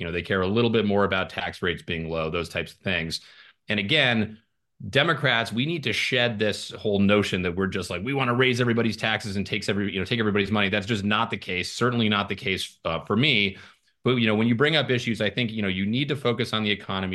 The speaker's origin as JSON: {"language": "English", "region": "Arizona's First Congressional District", "country": "United States", "tie": "born or raised there", "also_born_or_lived": "Ireland", "said": "I'm from the district. I was born in Ireland, but I moved here when I was four. I grew up here"}